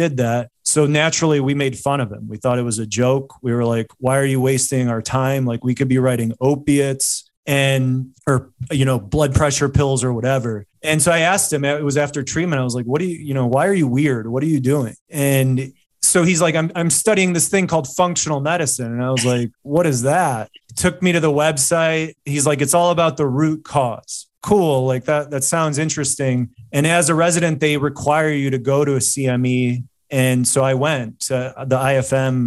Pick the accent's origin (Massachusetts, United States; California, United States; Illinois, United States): Illinois, United States; Chicago; living and growing up in Chicago